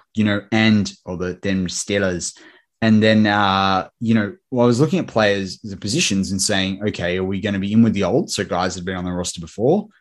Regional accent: Australia; my fellow countryman, as an Australian

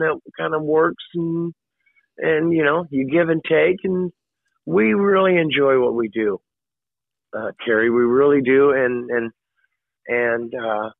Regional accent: Oklahoma, United States; growing up in Oklahoma

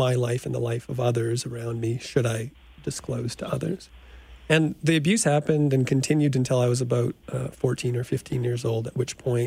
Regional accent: Saskatoon, Saskatchewan, Canada; I grew up in Saskatoon

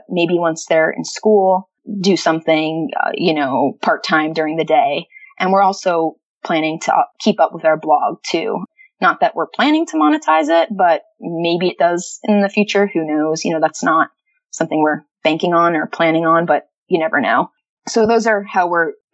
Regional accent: United States; moved away as an adult; also born or lived in Florida; now in Calgary, Canada; growing up in the States

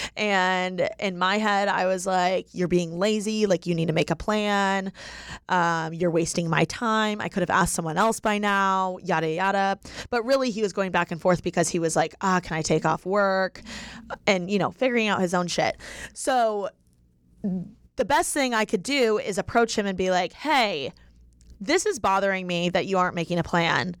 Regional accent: Indiana, United States; now in Los Angeles, United States; I'm from Indiana

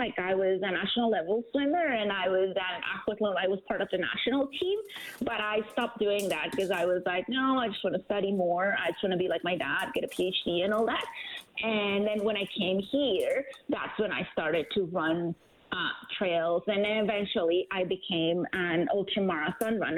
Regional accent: Mexico; first language German; English is a second language; now in Edmonton, Canada; I was born in Mexico. My dad, he's Mexican, and then my mom, she's half German, half Romanian, right? So I grew up, like, speaking, like, different languages. My first language wasn't actually Spanish. It was actually German

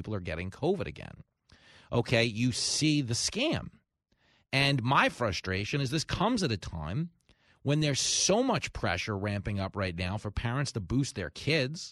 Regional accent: Long Island, New York, United States; from Long Island

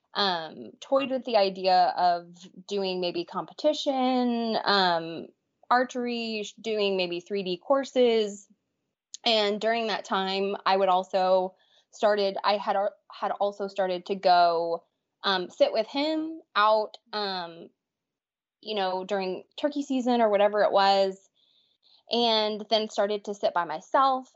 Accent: Texas, United States; born and raised in Texas

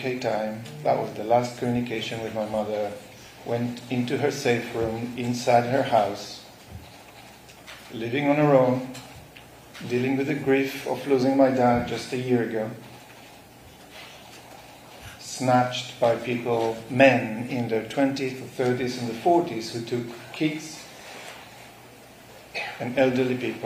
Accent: Nir Oz, Southern District, Israel; now in London, United Kingdom; kibbutz Nir Oz, where I was born, grew up, woke up to a massacre

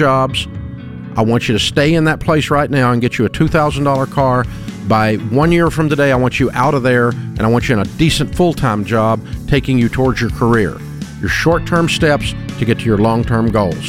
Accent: United States; accent: hillbilly; my hillbilly accent

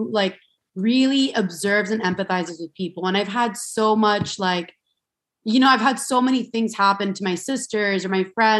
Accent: Miami, Florida, United States; I'm from Miami, Florida, and I grew up like, you know, I grew up with three sisters

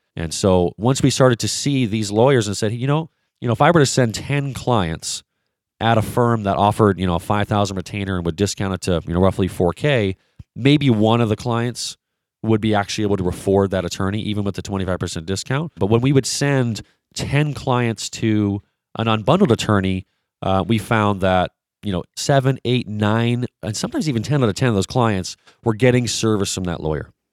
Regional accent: Vancouver, British Columbia, Canada; I'm originally from Vancouver, British Columbia, so I am a Canadian

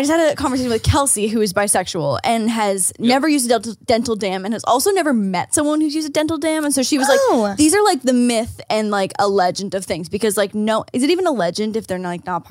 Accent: St. Catharines, Ontario, Canada; now in United States; my hometown, St. Catharines, it's about an hour outside of Toronto.

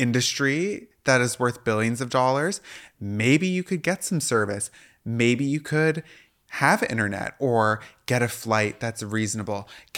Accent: Washington, United States; Yeah, I grew up in Washington State.

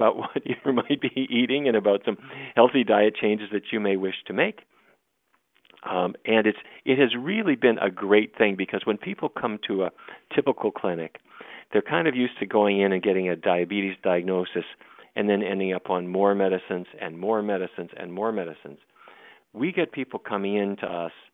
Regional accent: Fargo, North Dakota, United States; I grew up in Fargo, North Dakota

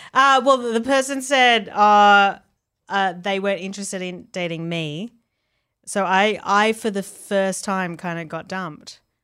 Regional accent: Australia; where I grew up in Australia

